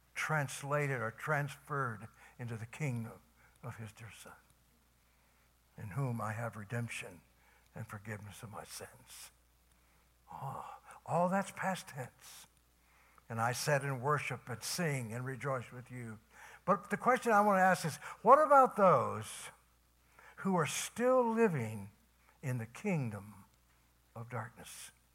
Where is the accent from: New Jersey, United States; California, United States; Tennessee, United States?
Tennessee, United States; I was from Tennessee